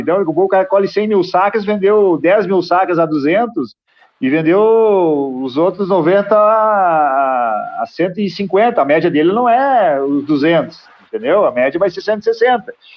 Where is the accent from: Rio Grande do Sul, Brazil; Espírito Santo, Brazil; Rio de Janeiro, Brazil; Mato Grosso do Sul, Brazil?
Rio Grande do Sul, Brazil; now in Passo Fundo, Brazil; eu moro em Passo Fundo, né? Sou do Rio Grande do Sul.